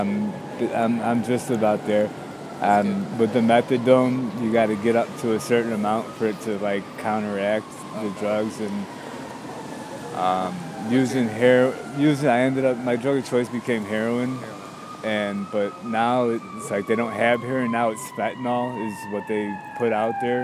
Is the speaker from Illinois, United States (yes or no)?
yes; suburbs of Chicago, Illinois, United States; moved away as an adult; now in Chicago, United States; I'm from the suburbs, you know, I'm not really from Chicago